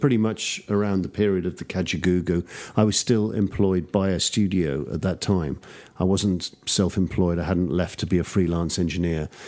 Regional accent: London, United Kingdom; accent: traditional English; also born or lived in Newcastle; I grew up in the suburbs of London, so my accent is just sort of very traditional English accent

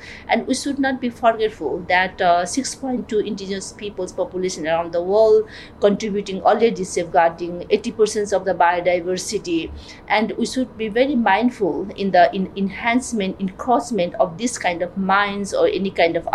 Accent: Nepal; I'm from Nepal

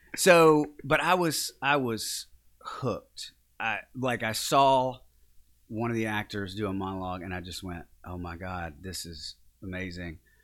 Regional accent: Mooringsport, Louisiana, United States; also born or lived in Shreveport, Louisiana / Baton Rouge, Louisiana; I grew up in a, a very small town, it's twenty miles north of, I was born in Shreveport because they're you know, no hospitals in Morningsport, Louisiana, but that's actually where I'm from

